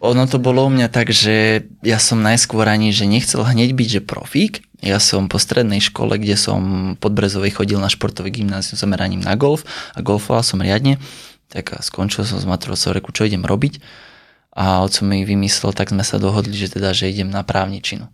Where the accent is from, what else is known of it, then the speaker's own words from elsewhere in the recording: Sliač, Banská Bystrica Region, Slovakia; also born or lived in Bratislava; začal som pôsobiť po víkendoch najmä u nás na Sliači